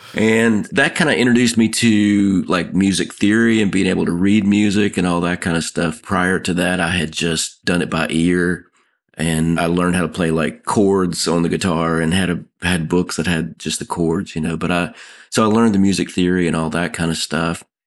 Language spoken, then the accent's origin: English; Nashville, Tennessee, United States; Growing up in Nashville, I ran into songwriters all the time